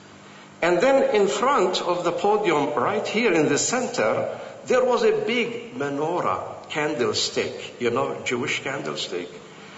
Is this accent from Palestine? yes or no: yes; Jerusalem, Palestine; moved away as an adult; also born or lived in Bethlehem / United States; I am a Palestinian Christian from Jerusalem